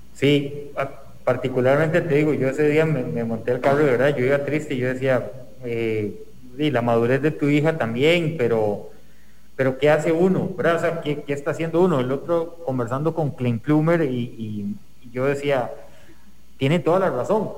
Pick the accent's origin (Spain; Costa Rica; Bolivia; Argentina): Costa Rica; como sociedad costarricense